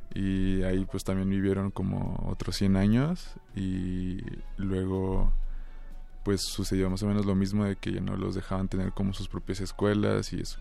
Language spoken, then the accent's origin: Spanish; Cuauhtémoc, Chihuahua, Mexico; Yo soy de, pues, de Cuauhtémoc, Chihuahua, aunque en realidad soy más bien como de los campos menonitas, de por ahí